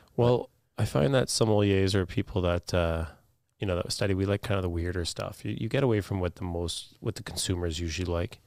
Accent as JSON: {"language": "English", "town": "Thunder Bay", "region": "Ontario", "country": "Canada", "tie": "born or raised there", "also_born_or_lived": "Waterloo / Toronto / Oregon", "said": "I w, was born and raised in Thunder Bay"}